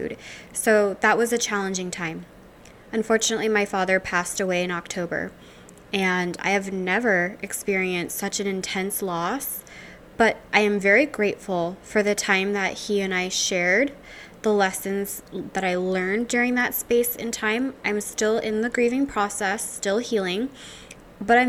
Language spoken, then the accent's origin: English; Louisiana, United States; now in Seattle, United States; I'm originally from Louisiana